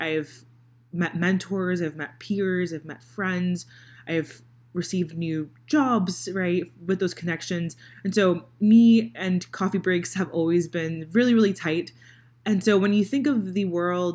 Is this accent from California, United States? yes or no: no; Miami, Florida, United States; now in Indianapolis, United States; I live in Indiana, so I live in Indianapolis, Indiana. I'm originally from Miami, Florida